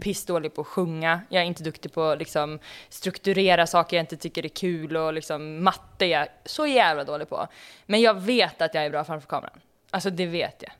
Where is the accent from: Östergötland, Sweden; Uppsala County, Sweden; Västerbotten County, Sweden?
Uppsala County, Sweden; Uppsala; Jag är ju född i Uppsala